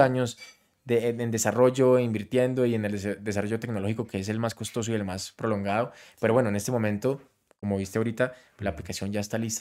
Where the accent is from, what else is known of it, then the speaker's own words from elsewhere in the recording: Colombia; canto música regional, siendo colombiano